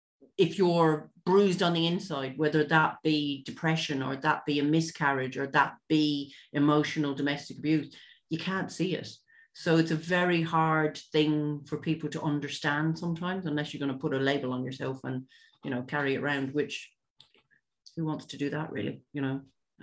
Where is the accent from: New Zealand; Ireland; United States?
Ireland; also born or lived in London; I was born originally in London. Both my parents are from the west of Ireland. And I moved back to Ireland, or moved to Ireland, when I was almost 7.